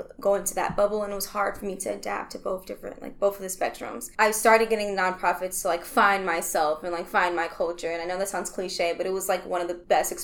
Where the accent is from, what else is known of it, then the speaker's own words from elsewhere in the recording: Milwaukee, Wisconsin, United States; I'm a Milwaukee native. I was born in the Harambe neighborhood